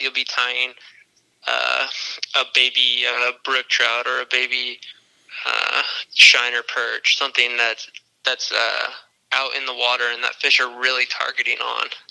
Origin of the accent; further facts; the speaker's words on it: Olympia, Washington, United States; I grew up in Olympia